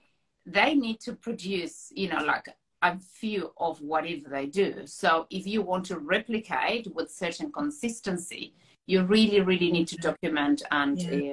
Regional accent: Buenos Aires, Argentina; moved away as an adult; now in North Island, New Zealand; I grew up in Buenos Aires, which is a little bit of a concrete jungle

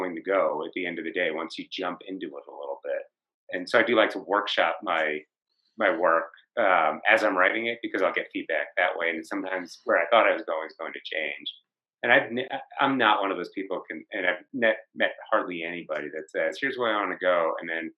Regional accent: New Jersey, United States; now in Colorado, United States; I live in Colorado, I'm from New Jersey

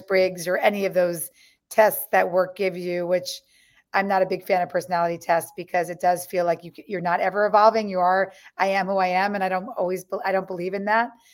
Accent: New York, United States; growing up on the Lower East Side

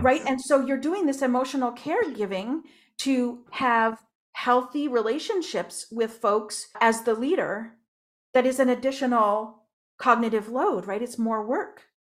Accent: Moncton, New Brunswick, Canada; moved away; also born or lived in Ontario; I was born in Moncton, New Brunswick

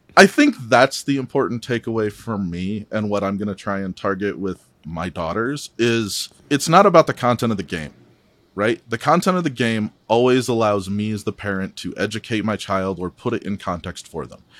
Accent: Midwest, United States; now in Salt Lake City, United States; I'm originally from the Midwest, so I'm, I'm a transplant out here

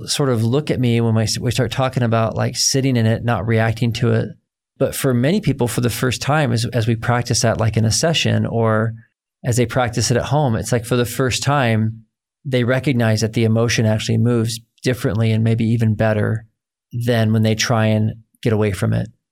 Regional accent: United States; growing up as an American man

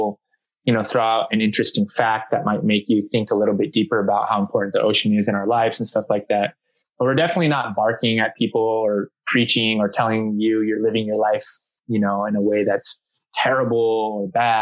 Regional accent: San Diego, California, United States; I'm born and raised in San Diego, California.

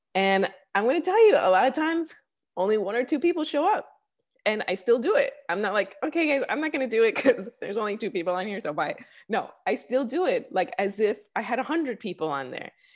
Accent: Chicago, Illinois, United States; moved away as an adult; also born or lived in New York; now in Los Angeles, United States; I'm originally from Chicago. Uh, I lived in New York for a few years. I grew up actually in the city of Chicago

